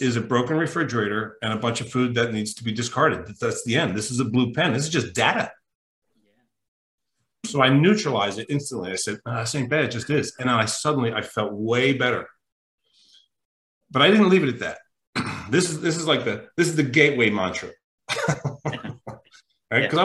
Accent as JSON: {"language": "English", "region": "New Jersey", "country": "United States", "moved": "yes", "said": "I'm from Jersey. I'm from South Jersey originally"}